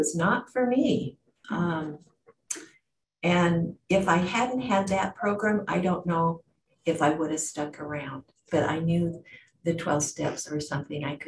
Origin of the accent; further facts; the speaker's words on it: Washington, United States; also born or lived in Oregon / England; I was born and raised in Washington State 70 years ago.